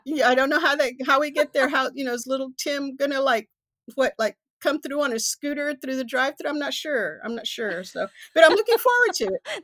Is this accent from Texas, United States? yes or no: yes; Houston, Texas, United States; I come from East End, eh, of Magnolia